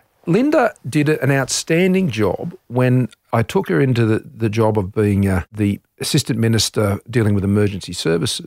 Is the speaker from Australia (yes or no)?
yes; Australia; as an Australian, it's our part of the world.